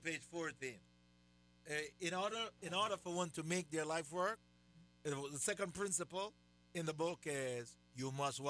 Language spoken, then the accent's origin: English; Jamaica; I'm from Jamaica.